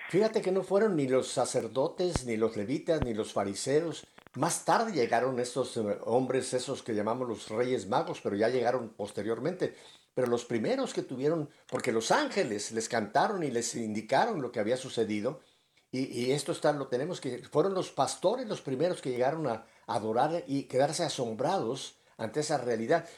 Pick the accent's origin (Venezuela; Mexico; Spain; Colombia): Mexico; now in Miami, United States; mi infancia en México